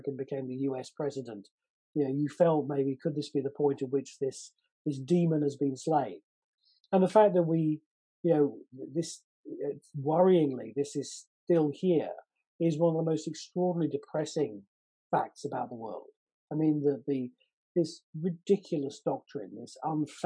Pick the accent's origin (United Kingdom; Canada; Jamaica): United Kingdom; growing up in Britain in the 70s and 80s